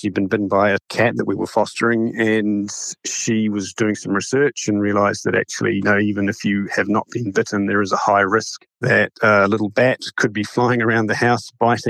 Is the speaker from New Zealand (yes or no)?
yes; Dunedin, Otago, New Zealand; moved away as an adult; now in North Carolina, United States; I grew up in Dunedin, actually.